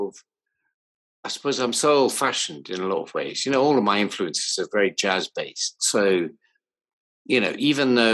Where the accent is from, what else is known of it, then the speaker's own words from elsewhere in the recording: Newcastle upon Tyne, North East England, United Kingdom; where I grew up in Newcastle when I was about 14